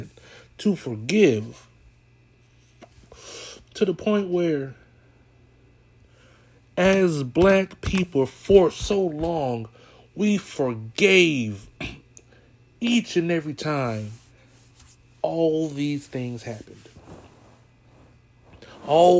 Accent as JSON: {"language": "English", "region": "California", "country": "United States", "said": "I'm from California. I was there when it happened. That's why I say I was a baby"}